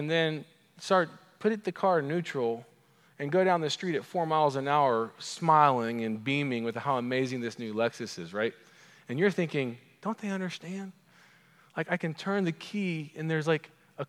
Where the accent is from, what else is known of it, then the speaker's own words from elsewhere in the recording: Edmond, Oklahoma, United States; accent: Oklahoman; my Oklahoman accent